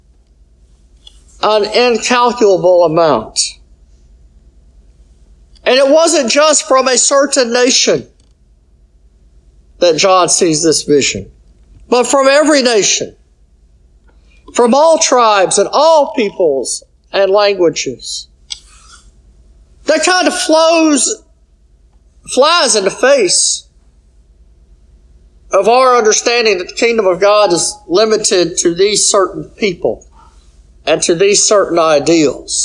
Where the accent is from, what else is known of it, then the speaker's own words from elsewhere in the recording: United States; as American citizens